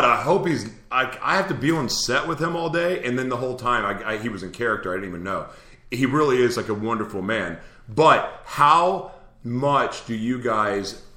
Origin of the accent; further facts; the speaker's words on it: Oklahoma, United States; I'm from Oklahoma